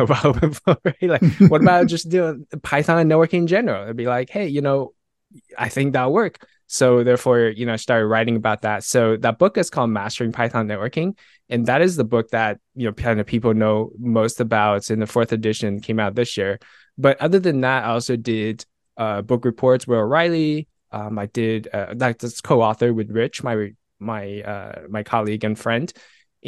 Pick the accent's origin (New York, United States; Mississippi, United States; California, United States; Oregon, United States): California, United States; Fullerton; moved away as an adult; also born or lived in Taiwan / San Jose, California; now in Seattle, United States; I grew up in Southern California and live in San Jose for a little bit. Right now I'm in Seattle